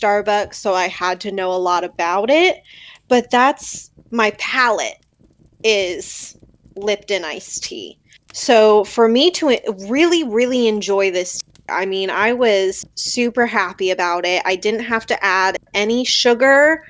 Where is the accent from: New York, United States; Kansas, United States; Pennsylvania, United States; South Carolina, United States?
Pennsylvania, United States; I am from the East Coast, Pennsylvania